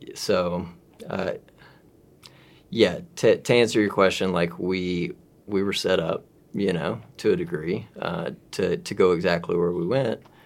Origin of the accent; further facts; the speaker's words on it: Mississippi, United States; I'm from Mississippi